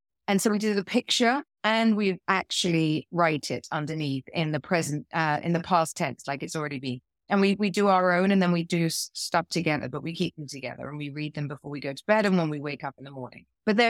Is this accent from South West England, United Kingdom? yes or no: yes; South West England, United Kingdom; I grew up in Dorset. Yeah. In the middle of nowhere.